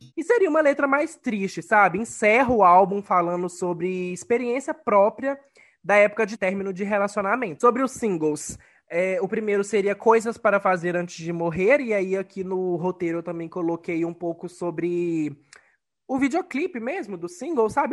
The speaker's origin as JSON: {"language": "Portuguese", "town": "Ponte Nova", "region": "Minas Gerais", "country": "Brazil", "tie": "born or raised there", "said": "o Real Hotel Glória, da minha cidade natal, em Ponte Nova"}